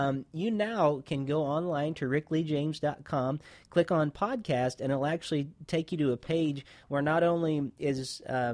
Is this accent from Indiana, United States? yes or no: yes; Indiana, United States; Growing up in Indiana